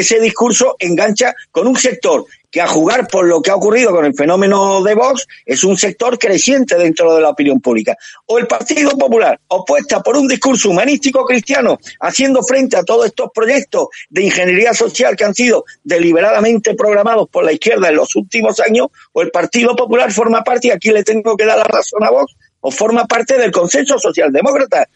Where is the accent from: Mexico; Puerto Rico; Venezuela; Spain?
Spain; a mí como español